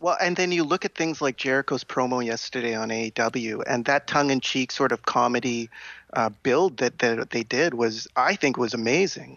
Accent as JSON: {"language": "English", "town": "Winnipeg", "region": "Manitoba", "country": "Canada", "tie": "born or raised there", "moved": "yes", "lives_now": "Victoria, Canada", "said": "I'm from Victoria now, but I was born in Winnipeg"}